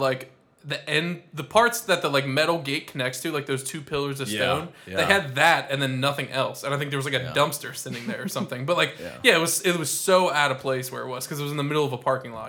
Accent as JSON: {"language": "English", "region": "Ohio", "country": "United States", "said": "that's my home state right there."}